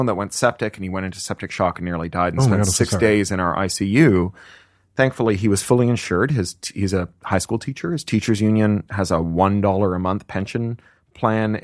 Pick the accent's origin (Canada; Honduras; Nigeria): Canada; moved away as an adult; also born or lived in United Kingdom; now in United States; as a Canadian who then lived in the UK for 13 years